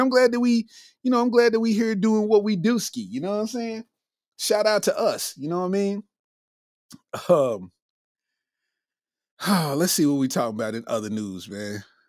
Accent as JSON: {"language": "English", "town": "Lexington", "region": "Kentucky", "country": "United States", "tie": "born or raised there", "said": "I'm from Lexington, Kentucky."}